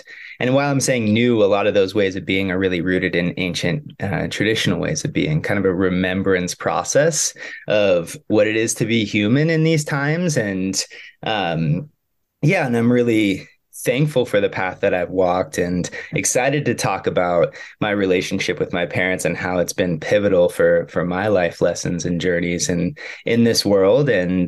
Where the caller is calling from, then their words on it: Durango, Colorado, United States; And I'm calling in from Durango, Colorado, where Ollie and I have been for the last 3.5 years